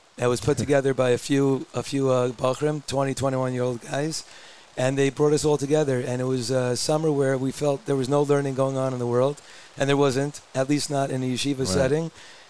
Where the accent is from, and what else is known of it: Brooklyn, New York, United States; now in Ramat Beit Shemesh, Israel